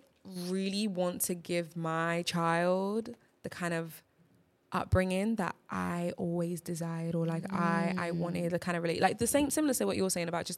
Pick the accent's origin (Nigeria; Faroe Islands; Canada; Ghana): Nigeria; English is a second language; as a Nigerian